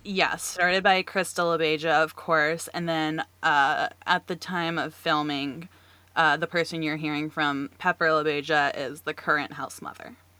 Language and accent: English; North Carolina, United States; I, too, am from North Carolina. I'm still here